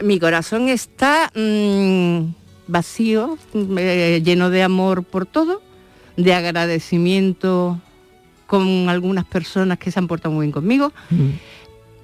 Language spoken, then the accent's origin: Spanish; Seville, Andalusia, Spain; moved away; yo soy de la Alameda de Hércules